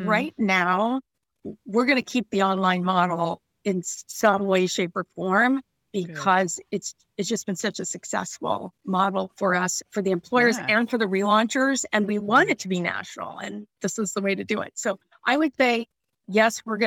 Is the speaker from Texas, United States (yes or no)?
no; Long Beach, California, United States; now in Boston, United States; I'm from Southern California, even though I live in Boston. I grew up in Long Beach, California